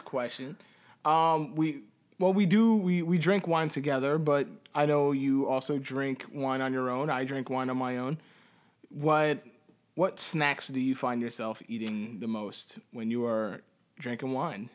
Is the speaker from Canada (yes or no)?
no; Puerto Rico; I can say the same thing as a Puerto Rican